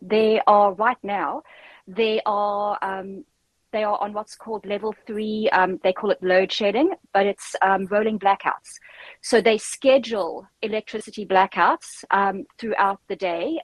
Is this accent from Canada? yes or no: no; South Africa; accent: South African; also born or lived in Cape Town; now in United Kingdom; as you can tell from my accent, I am South African